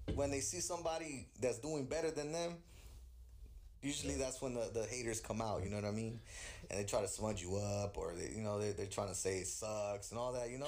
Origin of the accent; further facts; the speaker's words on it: California, United States; also born or lived in Queens, New York; I was born in the East Coast, raised in the West